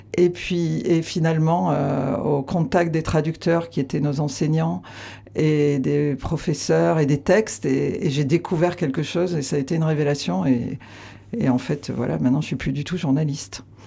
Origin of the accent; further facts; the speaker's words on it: Aveyron, Occitania, France; now in Landes, France; j'ai grandi à Navéron mais je, me sens plus euh, landaise depuis toujours qu'avéronaise